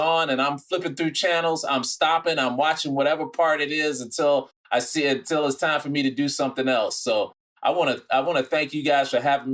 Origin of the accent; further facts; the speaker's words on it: Chicago, Illinois, United States; I grew up on the South Side and Woodlawn and South Shore, and I went to Mount Carmel High School